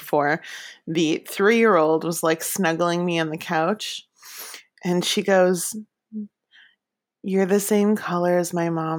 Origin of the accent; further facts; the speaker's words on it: Upper Peninsula of Michigan, United States; now in New York City, United States; I am originally from the Upper Peninsula of Michigan